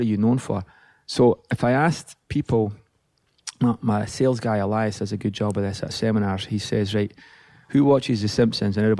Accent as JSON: {"language": "English", "town": "Livingston", "region": "Scotland", "country": "United Kingdom", "tie": "born or raised there", "moved": "yes", "lives_now": "California, United States", "said": "growing up in Livingston, Scotland"}